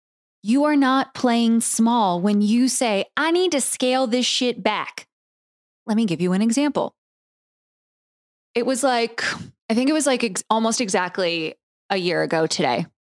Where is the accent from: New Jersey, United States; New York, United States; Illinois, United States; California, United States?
California, United States; San Diego; now in Oregon, United States; And I come from California, where I grew up with wildfires. I grew up, you know, in San Diego.